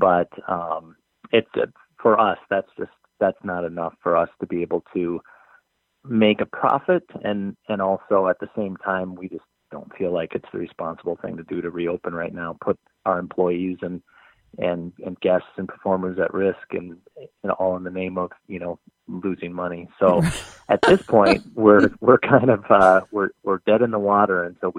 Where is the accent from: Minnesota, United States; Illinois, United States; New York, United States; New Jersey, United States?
Minnesota, United States; I'm originally from Minnesota, born and raised, and I actually live in the neighborhood.